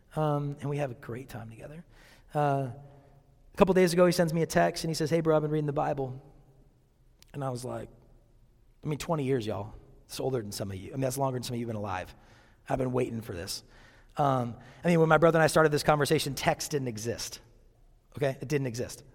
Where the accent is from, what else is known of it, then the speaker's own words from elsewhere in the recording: Seattle, Washington, United States; growing up in Seattle